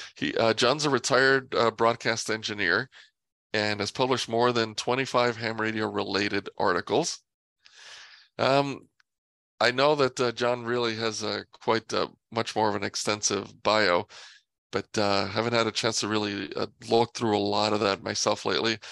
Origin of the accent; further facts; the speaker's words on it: New York, United States; moved away as an adult; now in Los Angeles, United States; I grew up in New York and moved out here